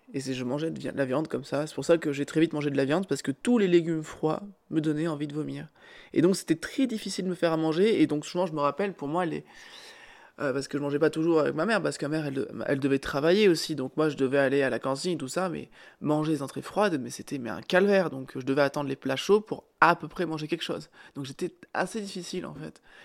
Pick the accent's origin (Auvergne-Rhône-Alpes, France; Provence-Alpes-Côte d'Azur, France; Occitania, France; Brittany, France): Auvergne-Rhône-Alpes, France; Cantal; on est du Cantal